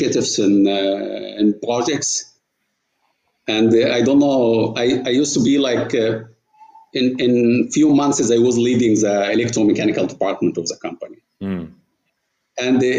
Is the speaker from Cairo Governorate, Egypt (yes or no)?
no; Port Said Governorate, Egypt; moved away as an adult; now in Saudi Arabia; my childhood was in Port Said, which is a city, the Suez Canal meeting the Mediterranean.